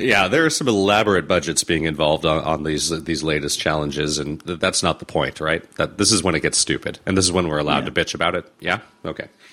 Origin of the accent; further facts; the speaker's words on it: Los Angeles, California, United States; I grew up here in Los Angeles. I grew up here in Southern California